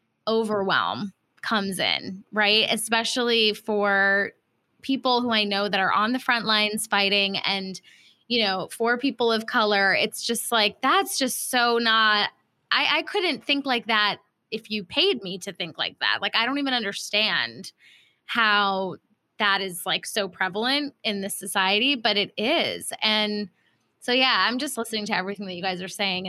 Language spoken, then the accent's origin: English; Ohio, United States; moved away; also born or lived in Cairo, Egypt / Singapore; I grew up in Ohio. I also lived in Cairo and Singapore when I was really young.